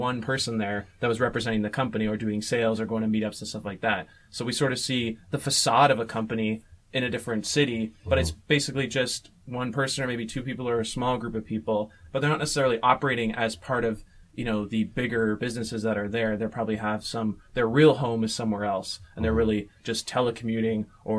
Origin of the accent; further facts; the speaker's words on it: Canada; Well, let's just say we are for the record, since we're all Canadian boys.